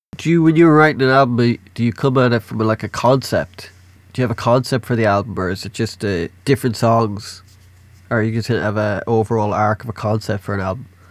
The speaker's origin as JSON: {"language": "English", "country": "Ireland", "said": "I'm Irish."}